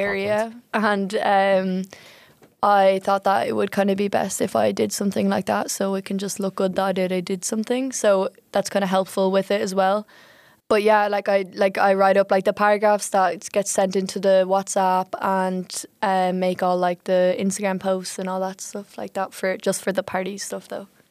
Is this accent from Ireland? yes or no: yes; Ireland; now in Utrecht, Netherlands; I'm from Ireland